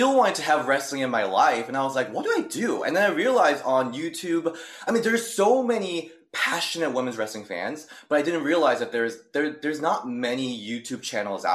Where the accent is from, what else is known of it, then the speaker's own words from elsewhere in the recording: South Korea; English is a second language; moved away; I'm from Korea, that's how I learned English